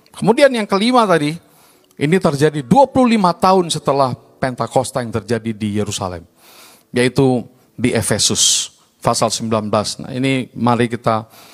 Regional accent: Medan, North Sumatra, Indonesia; also born or lived in Baguio, Philippines; Saya India, Indonesia, dibesarkan di lingkungan Chinese. Mulai dari saya kecil lahir di kampung Madras

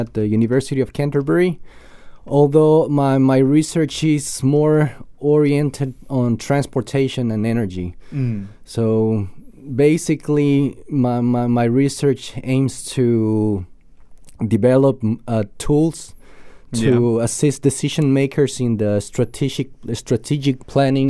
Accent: Quito, Pichincha, Ecuador; English is a second language; moved away as an adult; now in New Zealand; I'm from Quito.

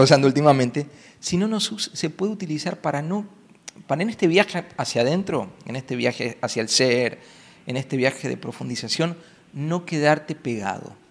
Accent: Buenos Aires, Argentina; Y yo soy un chico de ciudad, nací en Buenos Aires, que es súper alocada

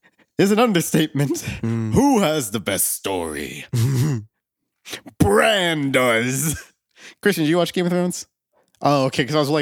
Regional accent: Scotland, United Kingdom; I was born in Britain, but I grew up in Scotland.

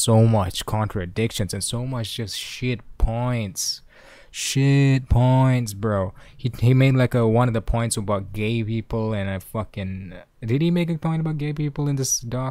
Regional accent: Malaysia; I am a Malaysian

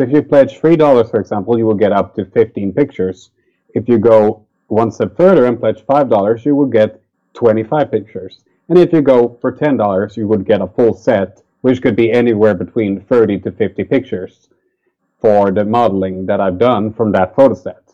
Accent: Sweden; It's a local festival to my hometown

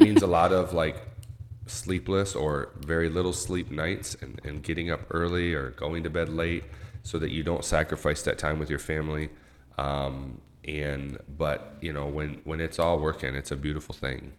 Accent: Owosso, Michigan, United States; also born or lived in New York; I grew up in Little Owasso here

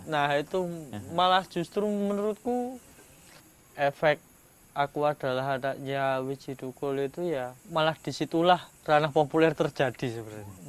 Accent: Java, Indonesia; aku ini orang Jawa

